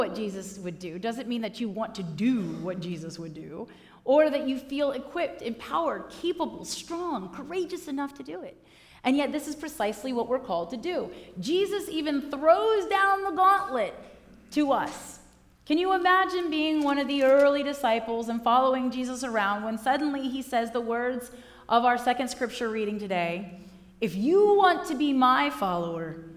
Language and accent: English; Northern Virginia, United States; moved away as an adult; also born or lived in Norfolk, Virginia; now in Crozet, United States; I grew up in Northern Virginia, and the culture up there was a lot more type A than down here in Crozet